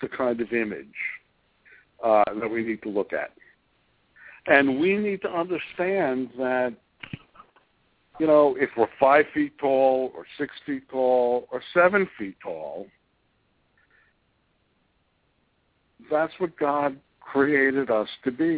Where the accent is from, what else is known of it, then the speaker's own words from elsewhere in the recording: New York, United States; moved away as an adult; also born or lived in Miami / Chicago; I also grew up in New York.